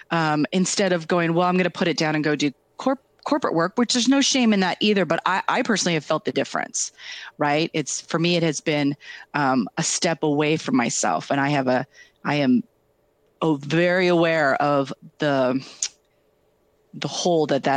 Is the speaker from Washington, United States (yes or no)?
yes; Kennewick, Washington, United States; I'm a Tri-Cities girl. I come from Kennewick.